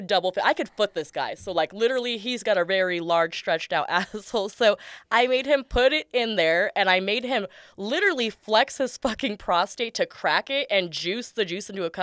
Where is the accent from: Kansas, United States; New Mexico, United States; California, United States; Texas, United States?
California, United States; San Diego; also born or lived in Escondido, California; born and raised in San Diego.